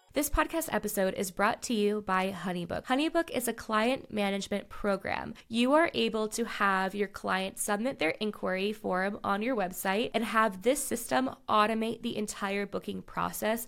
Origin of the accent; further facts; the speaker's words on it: United States; I'm too American